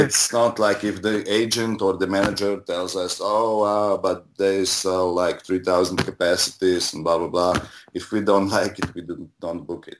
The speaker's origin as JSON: {"language": "English", "country": "Slovenia", "tie": "born or raised there", "lives_now": "Ljubljana, Slovenia", "said": "my first show I, I did when I was 17 in 95. Um, and it was like a punk rock show in my hometown. And then in 97, I moved to Ljubljana"}